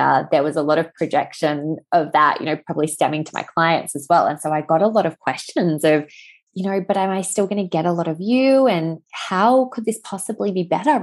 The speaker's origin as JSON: {"language": "English", "region": "Western Australia", "country": "Australia", "said": "I'm from Western Australia"}